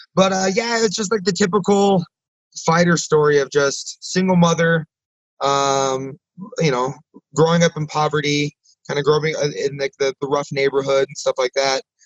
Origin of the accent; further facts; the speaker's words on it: Nebraska, United States; growing up in Nebraska